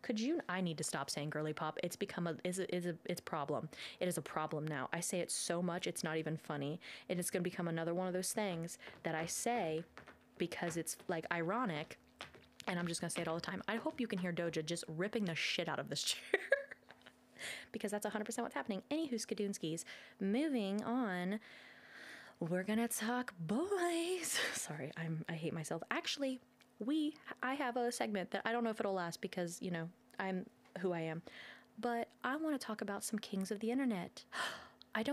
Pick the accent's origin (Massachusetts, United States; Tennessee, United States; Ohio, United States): Ohio, United States; we're from Ohio